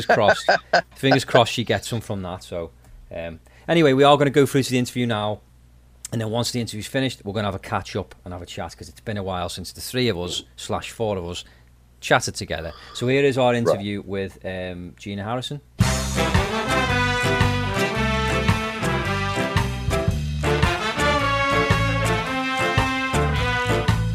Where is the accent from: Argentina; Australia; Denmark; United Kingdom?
United Kingdom; England; now in Nova Scotia, Canada; I'm from England